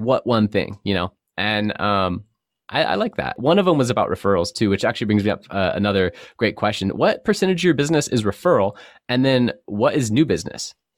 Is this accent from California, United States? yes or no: yes; San Diego, California, United States; I grew up in North County, San Diego between Vista and Cardiff.